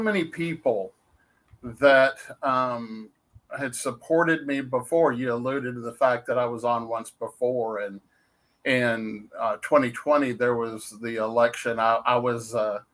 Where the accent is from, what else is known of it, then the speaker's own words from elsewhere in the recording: Dallas, Texas, United States; moved away as an adult; now in Waxahachie, United States; I was born and raised in Dallas